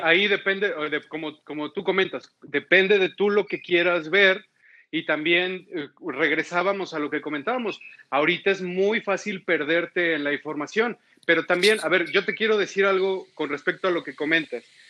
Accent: Mexico; como mexicanos

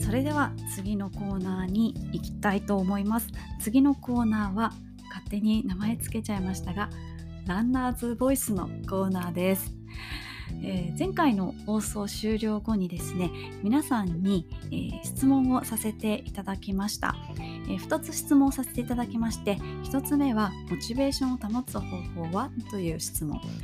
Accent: Kobe, Hyogo, Japan; 私出身があの神戸市須磨区というところなんですけれども

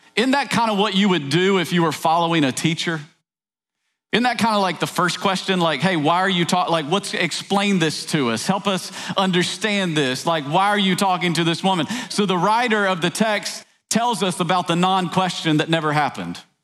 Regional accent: East Tennessee, United States; I grew up in East Tennessee

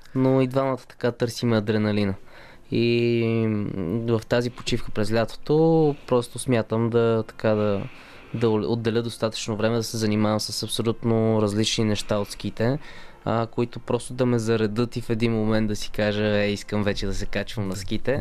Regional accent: Bulgaria; като един българин в отбора

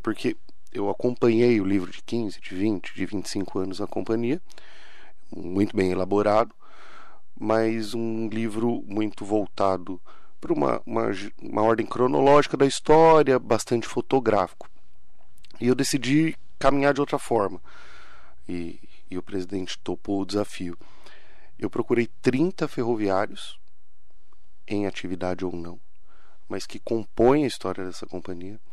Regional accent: Ferraz de Vasconcelos, São Paulo, Brazil; eu fui criado em Ferraz de Vasconcelos, a quarta cidade mais pobre do estado

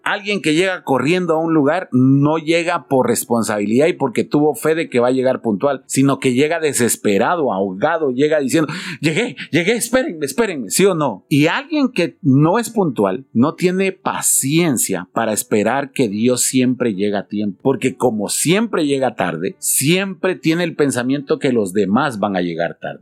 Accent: Guatemala; ¿cómo somos los chapines?

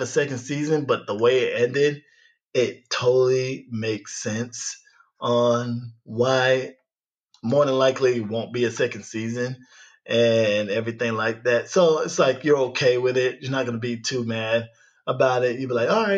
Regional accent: United States; growing up in America

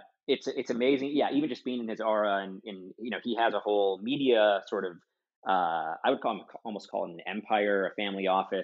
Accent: Wisconsin, United States; I come from Wisconsin

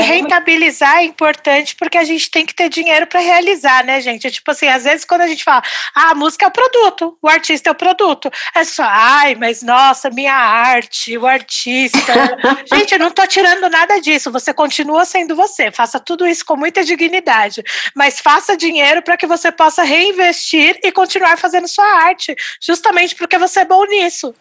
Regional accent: São Paulo, Brazil; nasci em São Paulo

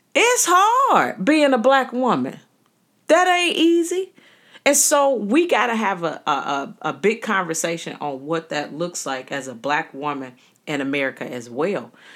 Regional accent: Chicago, Illinois, United States; growing up in the city of Chicago, I tell people that I was birthed in Roseland, birthed in the hundreds, the wild hundreds. Um, but I was raised in Inglewood.

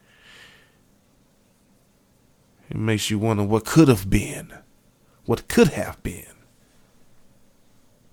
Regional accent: Louisiana, United States; moved away as an adult; now in Texas, United States; I'm from the South. I'm from Louisiana.

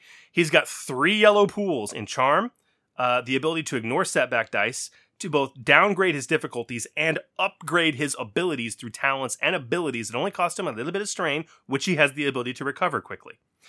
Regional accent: Texas, United States; I'm Texan.

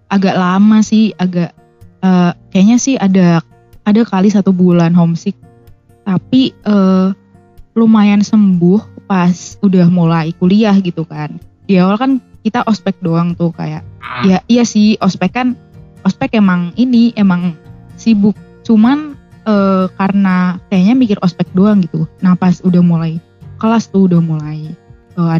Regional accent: Blora, Central Java, Indonesia; Kalau aku sih deket banget sih sebenarnya kalau dari Semarang, dari Blora. Blora itu ada di kabupaten deket banget sama Jawa Timur.

